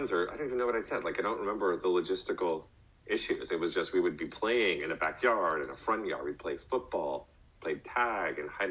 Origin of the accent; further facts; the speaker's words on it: College Station, Texas, United States; When I was a young boy, I growing up in College Station, I had the amazing privilege of living in a neighborhood